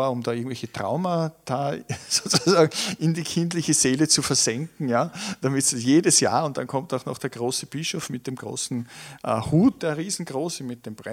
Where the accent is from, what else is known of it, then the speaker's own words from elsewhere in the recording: Tyrol, Austria; Und ich kann mich erinnern, ich bin ja in Tirol aufgewachsen. Für uns Kinder war das, war das schon so ein spannendes Moment.